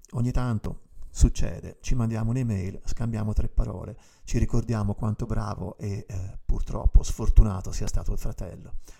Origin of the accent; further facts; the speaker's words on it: Tuscany, Italy; sono toscano